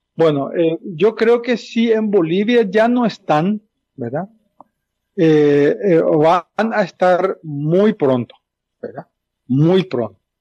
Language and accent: Spanish; Paraguay; como paraguayo